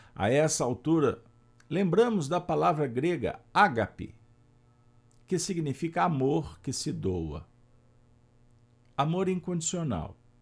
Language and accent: Portuguese; Pedro Leopoldo, Minas Gerais, Brazil; sou mineiro e passei a minha infância na região em que Chico nasceu, a cidade da Cachoeira das Moças, Pedro Leopoldo